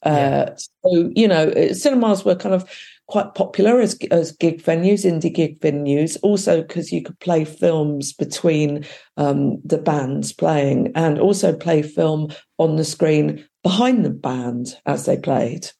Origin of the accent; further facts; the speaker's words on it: West Sussex, South East England, United Kingdom; I was up from my hometown in West Sussex